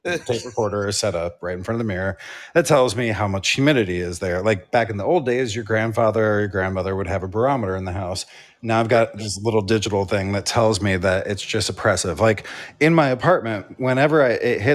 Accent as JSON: {"language": "English", "town": "New York City", "region": "New York", "country": "United States", "said": "I'm from New York."}